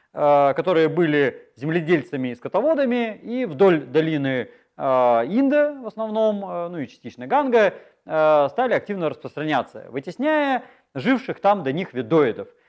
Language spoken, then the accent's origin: Russian; Chita, Zabaykalsky Krai, Russia; moved away; мои родители из Европы приехали в Читу, а я из Читы уехал обратно